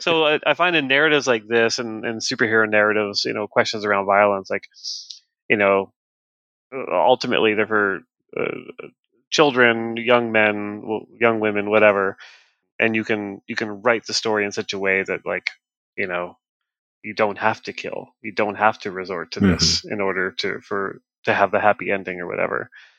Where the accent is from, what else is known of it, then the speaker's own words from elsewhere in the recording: Canada; I'm Canadian, so it's a different government.